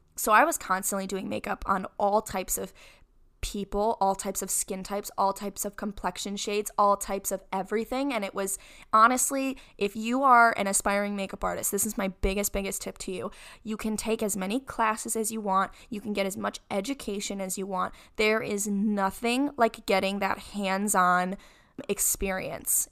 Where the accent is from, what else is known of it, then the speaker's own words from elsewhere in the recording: Rochester, New York, United States; I'm from Rochester, New York. That's where I was born and raised.